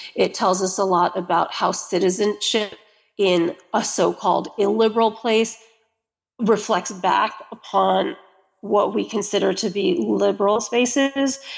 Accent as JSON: {"language": "English", "country": "United States", "said": "I'm American"}